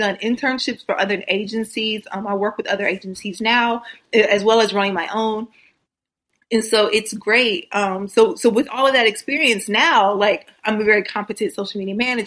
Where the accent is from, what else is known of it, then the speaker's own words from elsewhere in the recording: Missouri, United States; moved away as an adult; now in California, United States; I'm originally from Missouri. I'm a Missouri girl, and then I moved out to California